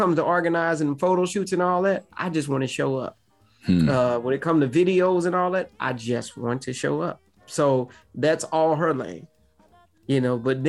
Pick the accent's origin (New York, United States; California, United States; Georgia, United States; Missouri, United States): Missouri, United States; Ferguson; I'm from St. Louis, Ferguson